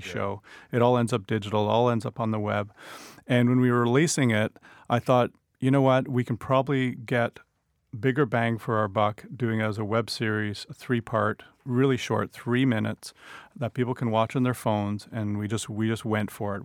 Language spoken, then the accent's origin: English; Ottawa, Ontario, Canada; I grew up in Ottawa